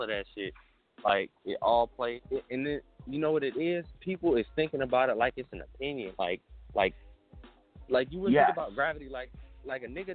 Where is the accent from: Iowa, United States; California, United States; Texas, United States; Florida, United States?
California, United States; Oakland; growing up in the inner city, I'm from Oakland